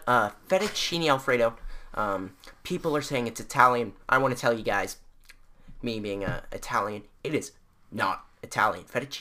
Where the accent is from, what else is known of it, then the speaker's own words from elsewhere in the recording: Canada; we're from Canada, up in our homeland.